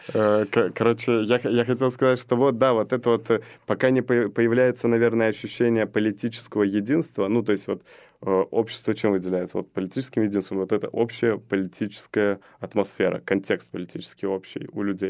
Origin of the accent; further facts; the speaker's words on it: Belarus; moved away; also born or lived in Azerbaijan; Это страна рождения. То есть я там два года провел, родился и каждое лето был потом Беларусь.